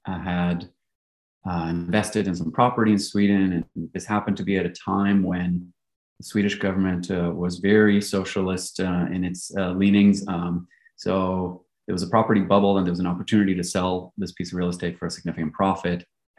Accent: Belgium; moved away; accent is by virtue of having attended an English-speaking international school. And so although I grew up in Belgium, you can really say I grew up in an expat bubble, right? So I'm your prototypical third culture kid. I've lived across three continents

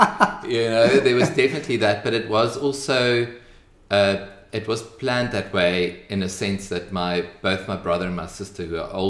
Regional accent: Bloemfontein, Free State, South Africa; moved away as an adult; also born or lived in Kimberley; I'd say that I pretty much grew up in Bloemfontein because I was there from a year and a half until I was 18.

